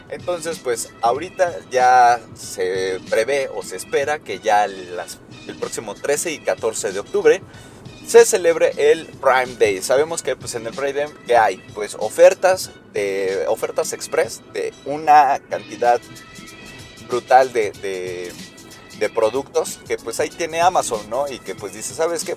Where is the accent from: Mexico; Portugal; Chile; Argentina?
Mexico